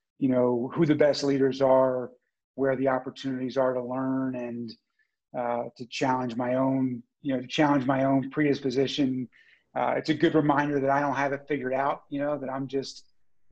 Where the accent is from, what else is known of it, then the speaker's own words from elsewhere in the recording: United States; moved away as an adult; also born or lived in Baltimore; now in Canada; I grew up in the United States